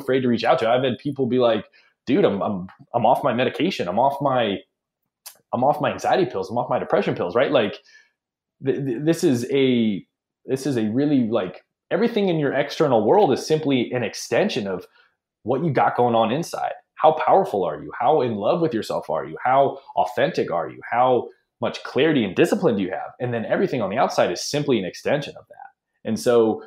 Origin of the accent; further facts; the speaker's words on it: Ohio, United States; also born or lived in Hawaii / Nashville, Tennessee / Phoenix / Los Angeles; now in San Francisco, United States; I grew up in Ohio